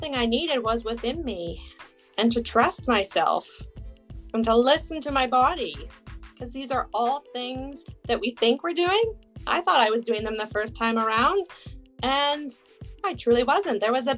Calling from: British Columbia, Canada; I am joining from British Columbia, Canada.

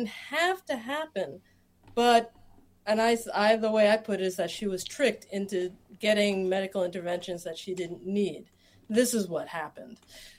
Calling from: Philadelphia, Pennsylvania, United States; I am joining you from Philadelphia, Pennsylvania.

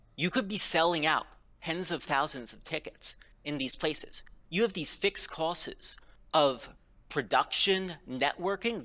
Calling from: Princeton, New Jersey, United States; I'm calling from Princeton, New Jersey

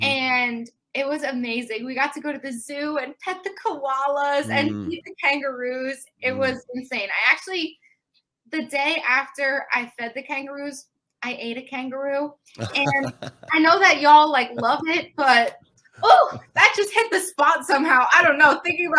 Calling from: Long Island, New York, United States; Long Island, New York.

